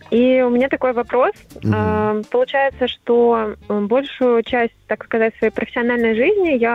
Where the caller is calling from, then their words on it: Yaroslavl, Yaroslavl Oblast, Russia; звоню я вам из Ярославля.